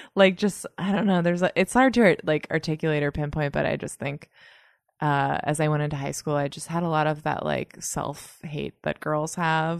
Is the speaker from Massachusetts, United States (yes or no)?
yes; north of Boston, Massachusetts, United States; now in New York, United States; I grew up in Massachusetts, just north of Boston